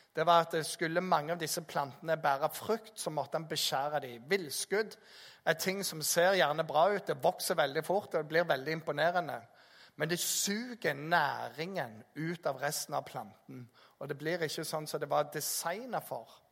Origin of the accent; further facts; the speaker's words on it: Jæren, Rogaland, Norway; also born or lived in Bergen; Jeg er oppvokst på Jæren